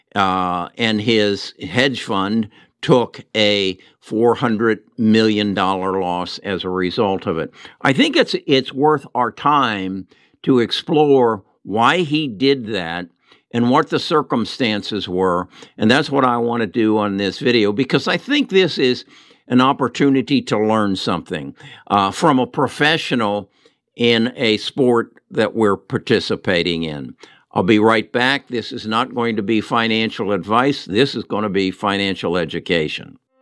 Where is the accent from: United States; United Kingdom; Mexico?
United States; We, as American citizens